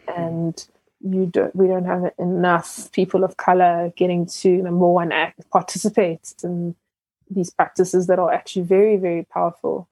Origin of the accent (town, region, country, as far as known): South Africa; born or raised there; also born or lived in Ghana